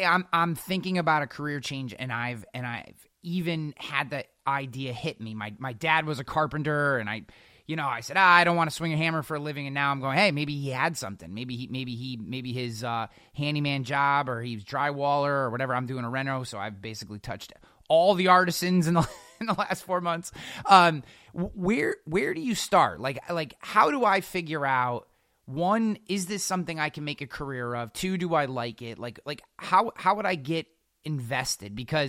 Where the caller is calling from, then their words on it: Albany, New York, United States; I work for the state. I'm coming from Albany, New York. We have 250,000 state workers here.